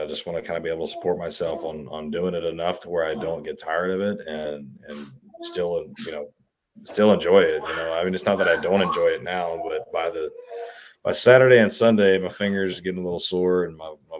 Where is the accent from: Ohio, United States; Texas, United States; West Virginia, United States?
Texas, United States; accent: Texas; when I grew up in Southeast Texas, I never noticed I had an accent